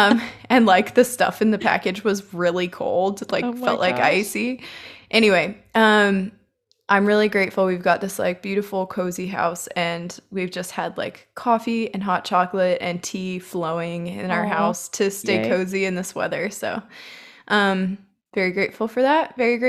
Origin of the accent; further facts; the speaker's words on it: San Diego, California, United States; I'm from San Diego and it snowed for the first time today.